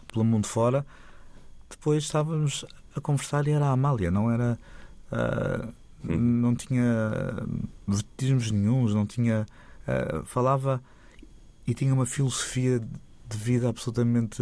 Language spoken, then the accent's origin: Portuguese; Lisbon, Portugal; eu nasci em Lisboa, os meus pais nasceram em Lisboa